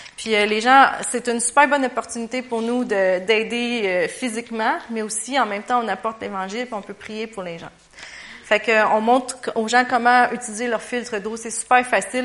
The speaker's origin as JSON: {"language": "French", "region": "Quebec", "country": "Canada", "said": "on était six Québécois à y aller"}